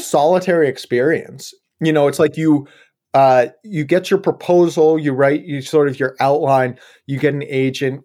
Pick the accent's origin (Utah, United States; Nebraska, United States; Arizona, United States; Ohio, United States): Ohio, United States; Yellow Springs; moved away as an adult; also born or lived in Colorado / California; now in Portland, United States; I grew up in Ohio, actually, Southwest Ohio, just small little town out there called Yellow Springs.